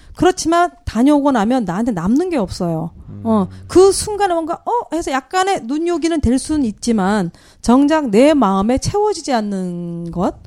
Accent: Jeju, South Korea; 제주도에 저희들 원래 이쪽 태생들은 보면 오히려 몽고 인들과 더 많이 흡사해요.

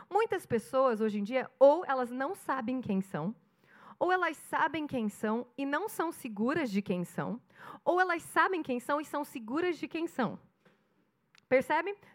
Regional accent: Curitiba, Paraná, Brazil; eu tenho 30 anos, eu sou de Curitiba

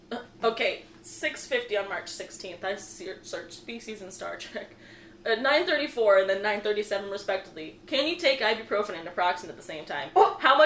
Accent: United States; I'm American.

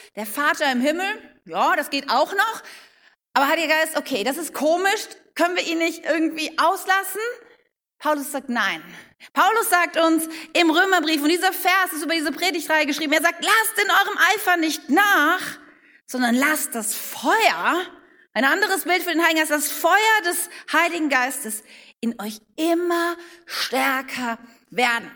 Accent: Wuppertal, North Rhine-Westphalia, Germany; ich bin in Wuppertal geboren

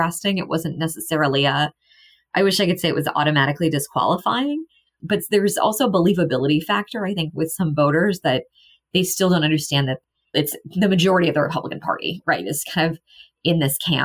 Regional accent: Missouri, United States; I grew up in Missouri

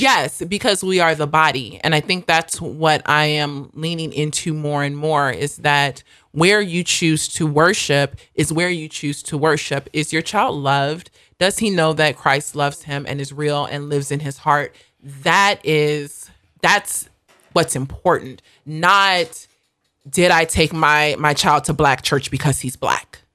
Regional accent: United States; moved away; also born or lived in South Africa; I am an American.

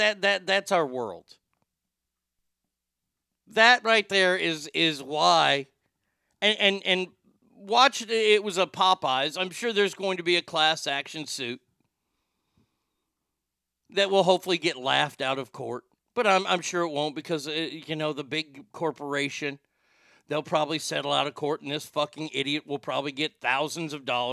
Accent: Texas, United States; the fact that we're from Texas

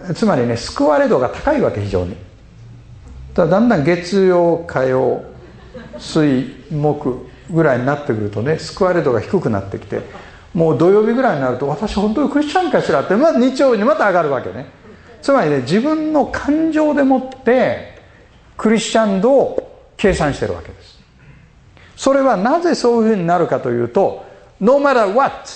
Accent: Osaka, Japan; 僕大阪人

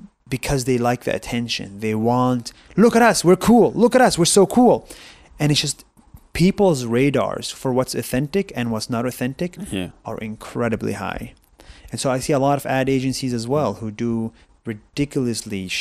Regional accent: Israel; moved away as an adult; I grew up in Israel 20 years as an Arab Israeli

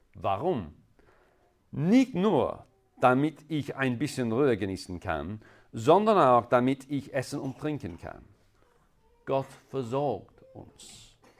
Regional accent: England, United Kingdom; German is a second language; now in Innsbruck, Austria; Ihr könntet wahrscheinlich in meinem Akzent hören, dass äh, ich komme ursprünglich aus England

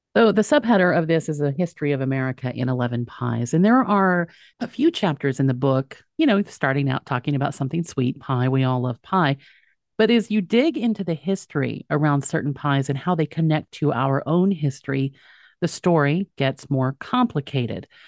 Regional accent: Texas, United States; where I grew up in Texas

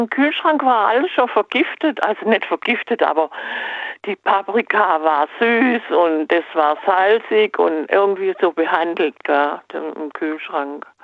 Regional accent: Adenau, Rhineland-Palatinate, Germany; Ich bin aus Adenau am aus

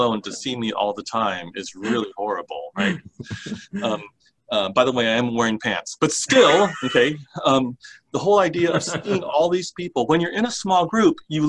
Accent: Honolulu, Hawaii, United States; when I was growing up in Honolulu

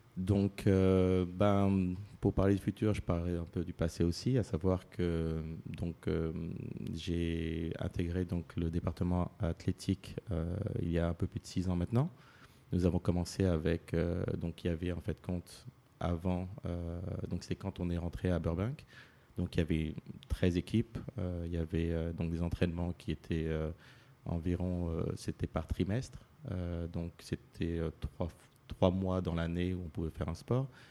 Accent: Paris, Île-de-France, France; moved away; je suis né à Paris, d'origine martiniquaise

